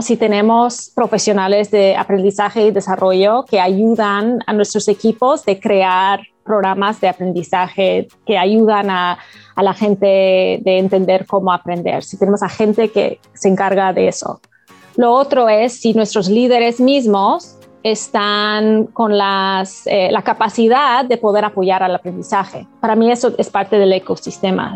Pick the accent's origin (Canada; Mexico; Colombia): Canada; yo no soy de Latinoamérica, eh, soy de Canadá